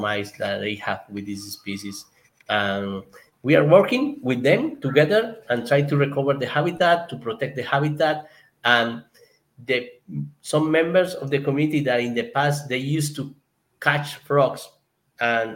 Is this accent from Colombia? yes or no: yes; Colombia; English is a second language; my English because it's not my first language here in Colombia